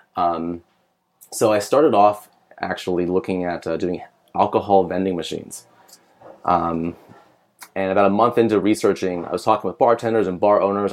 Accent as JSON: {"language": "English", "town": "San Diego", "region": "California", "country": "United States", "also_born_or_lived": "Cal Poly / Bay Area", "moved": "as an adult", "lives_now": "Los Angeles, United States", "said": "I'm from San Diego"}